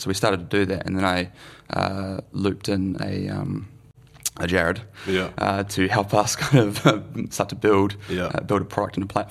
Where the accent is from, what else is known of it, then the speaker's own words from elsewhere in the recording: Melbourne, Victoria, Australia; also born or lived in New Zealand; now in Wellington, New Zealand; I grew up in Melbourne.